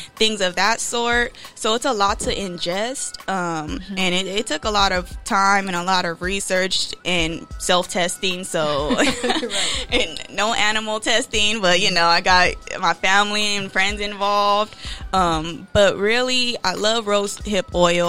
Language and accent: English; Rialto, California, United States; moved away as an adult; now in Bay Area, United States; I was born and raised in the IE. I'm from Rialto, California.